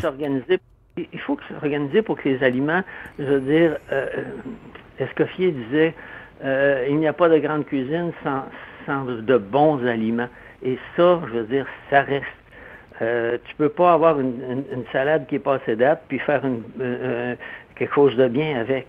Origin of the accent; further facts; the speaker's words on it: Quebec, Canada; also born or lived in Montreal; je viens de, la campagne